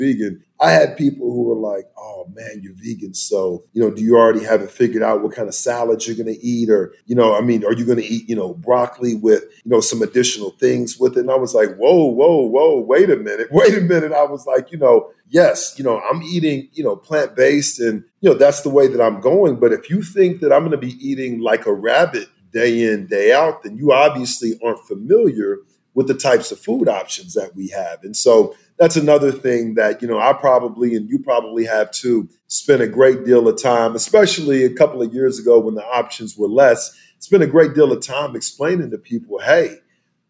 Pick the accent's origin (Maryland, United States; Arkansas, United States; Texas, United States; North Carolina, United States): Texas, United States; South; growing up in South Texas, you know, where we had tons of land and whatnot